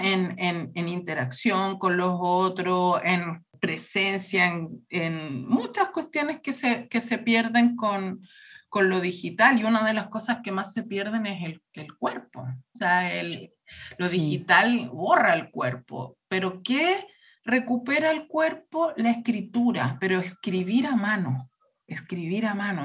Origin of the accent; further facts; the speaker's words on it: Chile; moved away as an adult; also born or lived in Berlin, Germany; yo pasé mi infancia en Chile, pero el, año 2000 me fui a vivir a Alemania, viví en Berlín por 10 años